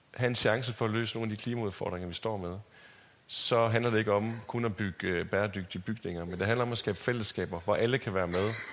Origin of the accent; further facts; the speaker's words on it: Sæby, North Denmark Region, Denmark; also born or lived in Aarhus / Los Angeles; now in Copenhagen, Denmark; jeg er vokset op på landet uden for Sæby i Nordjylland. Og øh, dialekten har fulgt med, også til L.A.